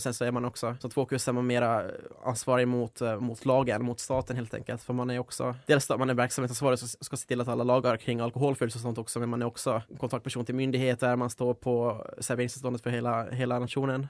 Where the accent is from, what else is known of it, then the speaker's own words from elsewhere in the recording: Finland; moved away as an adult; now in Uppsala, Sweden; jag Kommer ursprungligen från Finland då, så jag flyttade hit för fem år sedan nu